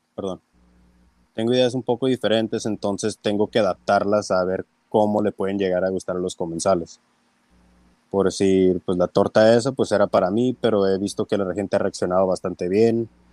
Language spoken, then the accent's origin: Spanish; Tijuana, Baja California, Mexico; also born or lived in United States; Soy nacido en Estados Unidos, pero me crié aquí en Tijuana